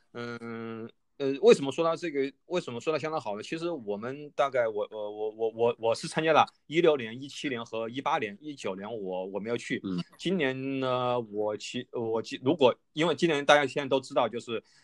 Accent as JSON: {"language": "Chinese", "town": "Wuhan", "region": "Hubei", "country": "China", "tie": "born or raised there", "said": "我是在武汉土生土长的嘛"}